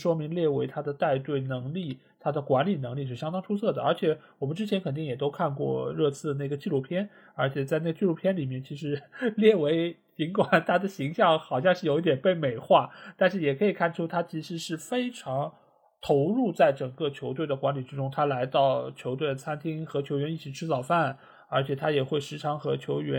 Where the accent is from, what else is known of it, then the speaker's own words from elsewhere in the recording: Shanghai, China; 我觉得他真正是做到了我们上海人说什么，就螺丝壳里做道场。